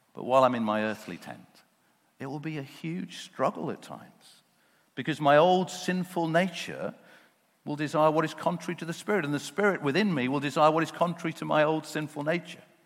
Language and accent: English; United Kingdom; those of us who were born and brought up here in the UK